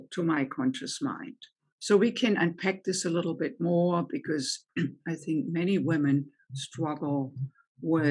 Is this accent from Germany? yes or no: yes; Germany; English is a second language; moved away as an adult; also born or lived in United States; now in Chicago, United States; I grew up in Germany, as you may be able to tell from my accent, and came to the United States in my late 20s